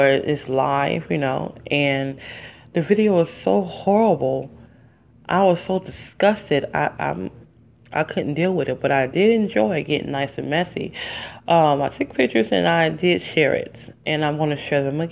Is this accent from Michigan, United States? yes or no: yes; Detroit, Michigan, United States; moved away as an adult; living and growing up in Detroit